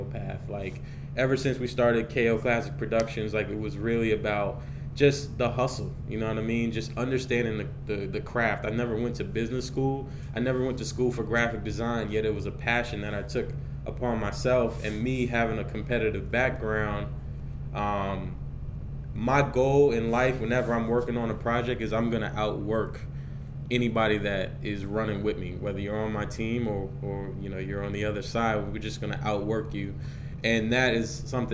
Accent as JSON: {"language": "English", "town": "Columbia", "region": "Maryland", "country": "United States", "tie": "born or raised there", "also_born_or_lived": "Baltimore, Maryland", "said": "where I grew up. I'm originally from Columbia, Maryland"}